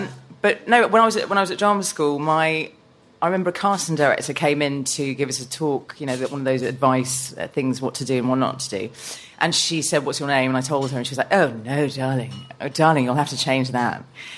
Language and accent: English; Ludwigshafen, Rhineland-Palatinate, Germany; born there; I was born in Ludwigshafen, which is in the near von Frankfurt.